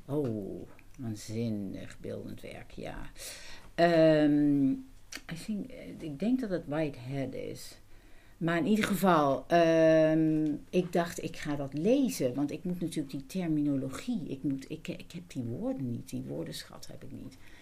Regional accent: Netherlands; first language Dutch; ik ben Nederlander

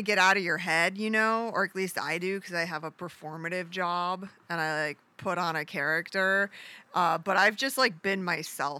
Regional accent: Midwest, United States; moved away; I grew up in the Midwest

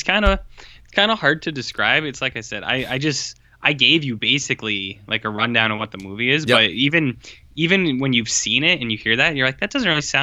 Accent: Louisiana, United States; born there; Yeah, Nolans from the Bayou. I was born in the Bayou.

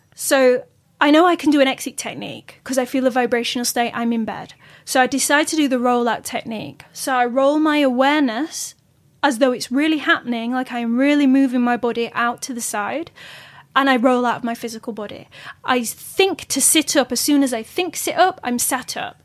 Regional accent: Yorkshire and the Humber, United Kingdom; I'm from Yorkshire.

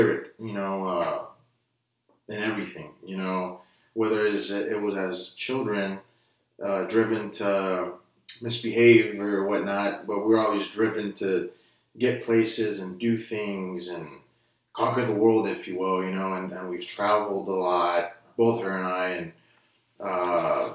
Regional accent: Brownsville, Texas, United States; also born or lived in Denton, Texas / Dallas-Fort Worth area; now in Austin, United States; we were raised in Brownsville. So we went from North Texas to South Texas

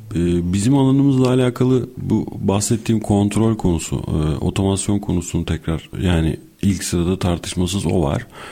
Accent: Bursa, Turkey; moved away as an adult; now in Istanbul, Turkey; 1981 e, Bursa doğumluyum. E, ilk orta öğrenimi Bursa'da tamamladım.

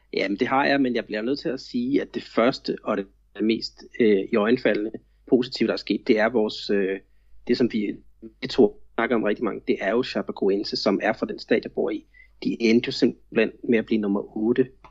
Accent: Denmark; now in Florianópolis, Brazil; jeg er jo stadigvæk så meget dansker

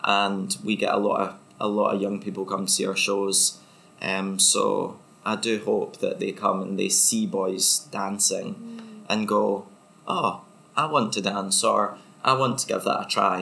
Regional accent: Motherwell, Scotland, United Kingdom; moved away; I'm from Motherwell and boys don't dance, really.

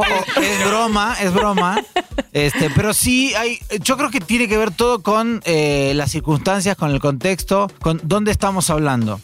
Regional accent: Argentina; now in Mexico; soy judío y argentino.

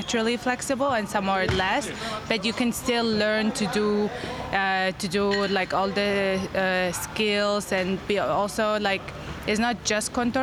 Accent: Mongolia; I'm a contortionist at Totem, and I'm from Mongolia.

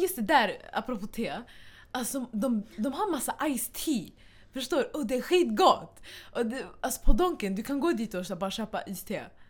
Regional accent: Stockholm, Stockholm County, Sweden; vi kommer från Husby

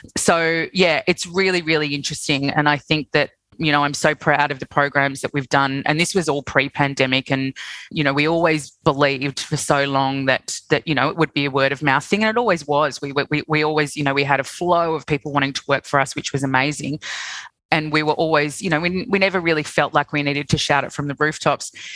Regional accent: Sydney, New South Wales, Australia; moved away as an adult; also born or lived in London; now in Melbourne, Australia; I'm originally from Sydney

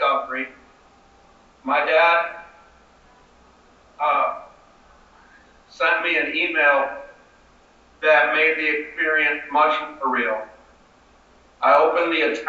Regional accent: Seattle, Washington, United States; I'm Skyping in here to you all from my hometown of Seattle, occupied Duwamish territory

